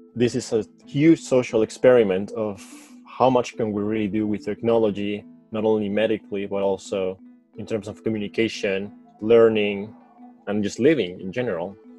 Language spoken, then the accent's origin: English; Caracas, Capital District, Venezuela; English is a second language; moved away as an adult; now in Michigan, United States; I was born in Caracas, Venezuela.